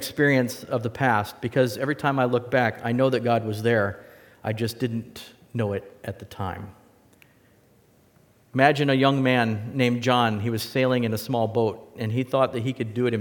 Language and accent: English; West Coast, United States; now in Wisconsin, United States; I'm from the West Coast